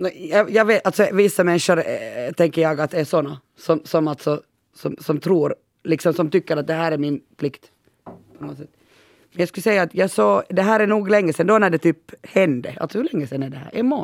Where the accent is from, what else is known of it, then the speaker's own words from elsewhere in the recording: Pörtö, Uusimaa, Finland; jag kommer ju från Pörtö och halva Pörtö, under min uppväxt var det ju militärområde